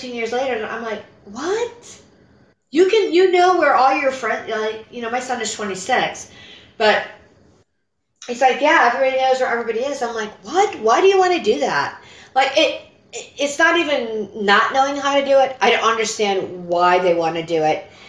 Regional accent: Illinois, United States; now in Pittsburgh, United States; I'm Illinois native

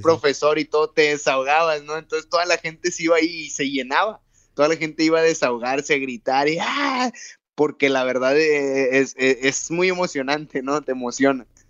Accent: Monterrey, Nuevo León, Mexico; moved away as an adult; now in Tijuana, Mexico; yo soy de Monterrey, Nuevo León, ahí tengo mi familia, mis hermanos, yo vivo con mi esposa en Tijuana

